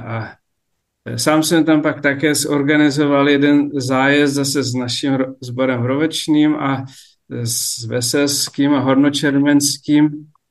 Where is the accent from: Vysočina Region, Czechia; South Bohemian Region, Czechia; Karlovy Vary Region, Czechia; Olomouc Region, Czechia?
Vysočina Region, Czechia; Sněžné; Já jsem vyrůstal na faře na Vysočině ve Sněžném